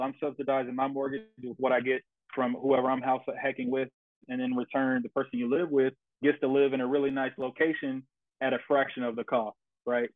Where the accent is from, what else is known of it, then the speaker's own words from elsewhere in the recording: Jackson, Tennessee, United States; moved away as an adult; now in Texas, United States; I'm originally from Jackson, Tennessee